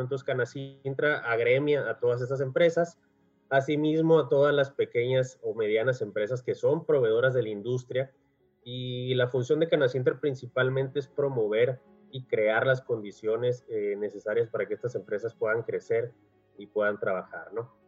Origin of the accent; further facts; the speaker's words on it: Mexicali, Baja California, Mexico; yo soy nacido en Mexicali, considerado de primera generación porque pues mis padres son, son de fuera, son de la ciudad de Monterrey. Eh, migraron a Mexicali y ya hicieron familia aquí.